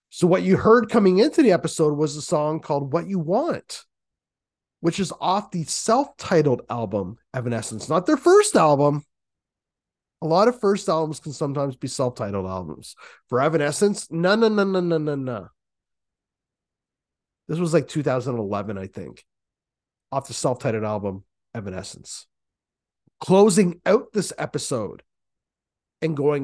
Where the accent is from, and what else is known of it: Canada